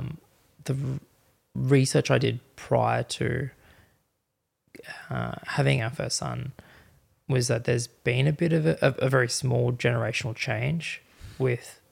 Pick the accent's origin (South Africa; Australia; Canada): Australia; Parents grew up in Fiji, so Fiji Indian, I suppose. It's like me saying I'm Australian Indian